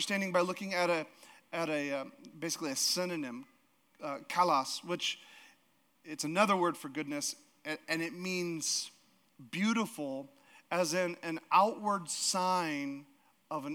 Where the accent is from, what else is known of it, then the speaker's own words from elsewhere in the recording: Alaska, United States; now in Idaho, United States; we're from Alaska.